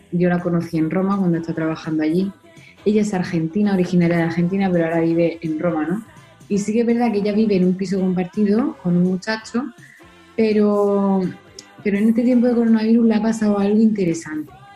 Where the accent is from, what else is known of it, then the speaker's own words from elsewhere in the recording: Spain; Nosotros que somos españoles